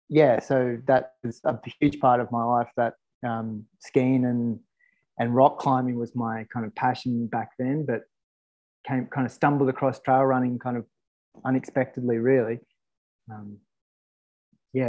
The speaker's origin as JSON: {"language": "English", "town": "Sydney", "region": "New South Wales", "country": "Australia", "tie": "born or raised there", "moved": "as an adult", "lives_now": "Katoomba, Australia", "said": "I grew up in Sydney, in the stick. Well, what were the sticks of Sydney? So Kenthurst, Dural kind of thing. Now it's all kind of changed, but it was the sticks. In a 5-acre property backing into a crown land."}